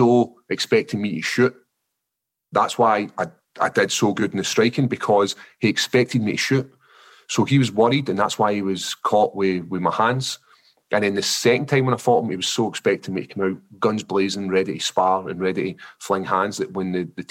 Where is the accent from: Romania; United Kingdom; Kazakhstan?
United Kingdom; Scotland; accent: Scottish; my actual Scottish accent's so thick